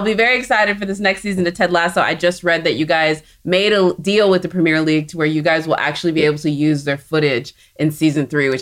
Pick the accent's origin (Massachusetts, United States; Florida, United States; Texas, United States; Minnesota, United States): Texas, United States; I'm from Texas